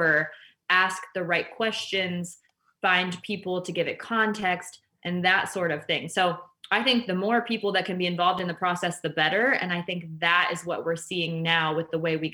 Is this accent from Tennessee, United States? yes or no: no; Canton, Ohio, United States; now in Cleveland, United States; I was born and raised in Canton, Ohio, which is about an hour south of Cleveland